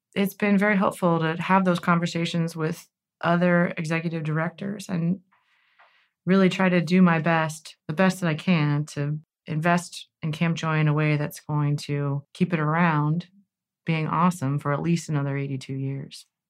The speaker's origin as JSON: {"language": "English", "town": "Cincinnati", "region": "Ohio", "country": "United States", "tie": "born or raised there", "said": "We're both Cincinnati natives, but She's from Coleraine Township, and I'm from Springfield Township"}